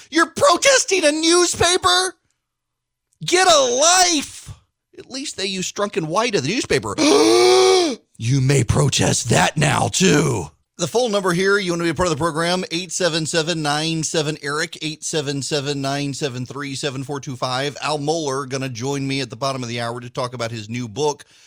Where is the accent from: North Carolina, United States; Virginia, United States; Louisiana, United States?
Louisiana, United States; Jackson; moved away as an adult; also born or lived in Macon, Georgia; I grew up in the First Baptist Church in Jackson, Louisiana